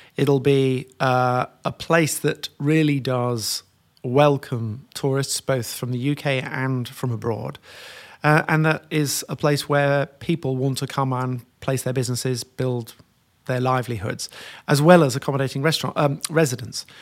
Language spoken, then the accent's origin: English; York, Yorkshire and the Humber, United Kingdom; I grew up in York